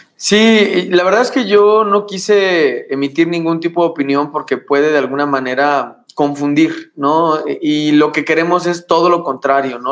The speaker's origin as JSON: {"language": "Spanish", "town": "Morelia", "region": "Michoacán", "country": "Mexico", "moved": "as an adult", "lives_now": "Guanajuato, Mexico", "said": "de donde soy, que es Morelia, Michoacán"}